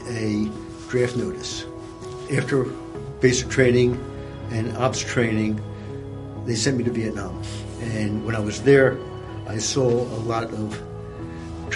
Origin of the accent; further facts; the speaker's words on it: Philadelphia, Pennsylvania, United States; born or raised there